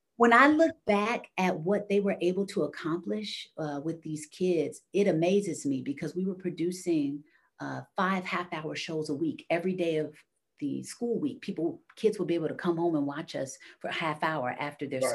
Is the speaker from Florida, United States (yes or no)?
no; Chicago, Illinois, United States; I'm from Chicago.